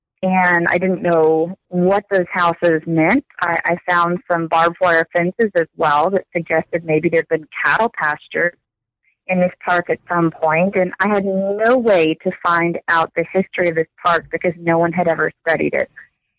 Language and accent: English; Texas, United States; I work as an instructor at Angelo State University. I grew up in Texas, so I've not traveled far.